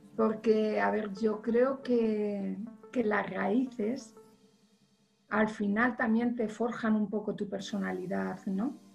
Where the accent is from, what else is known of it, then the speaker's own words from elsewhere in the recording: Villarejo de Salvanés, Community of Madrid, Spain; also born or lived in Aranjuez; mi pueblo, ¿no? Que, es un pueblo pequeñito de Madrid